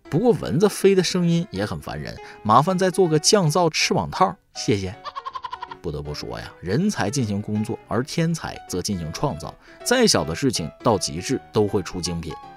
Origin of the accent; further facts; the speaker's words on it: northern China, China; 身为一个北方人